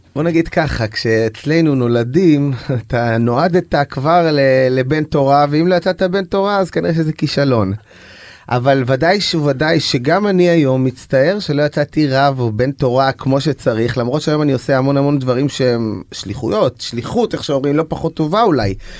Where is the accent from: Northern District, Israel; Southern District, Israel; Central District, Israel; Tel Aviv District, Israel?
Tel Aviv District, Israel; Bnei Brak; also born or lived in Jerusalem; now in Ramat Gan, Israel; אני נולדתי כחרדי בירושלים למשפחה חרדית, להוריי היקרים. וגדלתי בבני ברק